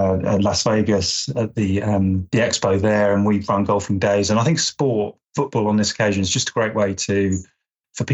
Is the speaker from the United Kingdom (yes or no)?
yes; England, United Kingdom; as an Englishman